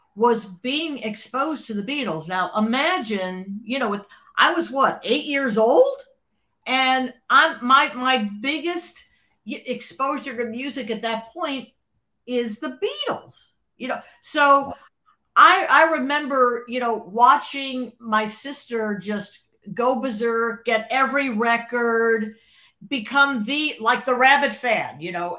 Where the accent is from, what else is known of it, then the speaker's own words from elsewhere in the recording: Cleveland, Ohio, United States; moved away as an adult; now in Los Angeles, United States; growing up in Cleveland, Cleveland is uh, it, it's just by nature of the suburbs